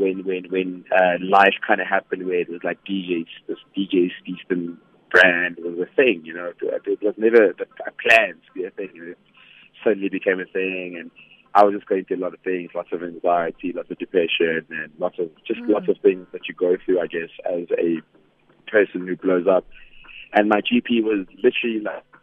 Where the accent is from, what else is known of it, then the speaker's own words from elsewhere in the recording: Vanderbijlpark, Gauteng, South Africa; moved away as an adult; now in Johannesburg, South Africa; born and bred in Vanderbilt Park in the Vaal. Moved to Johannesburg 2011 after matric.